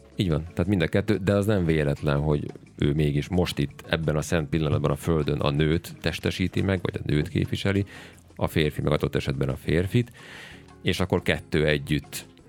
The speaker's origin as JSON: {"language": "Hungarian", "country": "Hungary", "said": "mi magyarok"}